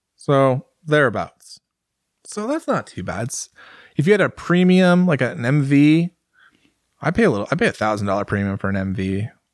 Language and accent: English; United States; I'm an American